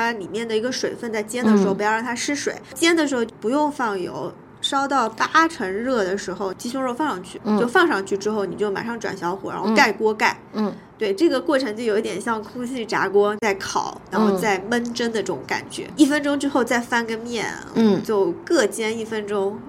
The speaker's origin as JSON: {"language": "Chinese", "country": "China", "said": "就很多适合我们中国人的口味的一些做法"}